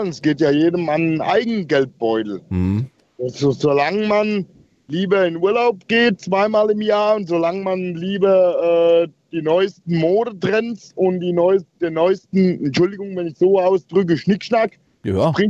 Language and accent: German; Rhineland-Palatinate, Germany; Ich komme von der Hofstelle aus Rheinland-Pfalz ursprünglich, wo ich zusehen musste, wie mein Großvater ähm, Geld dafür gekriegt hat, dass er aufhört zu melden.